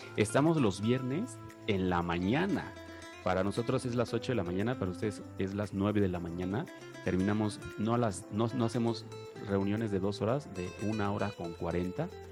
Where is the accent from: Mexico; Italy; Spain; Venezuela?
Mexico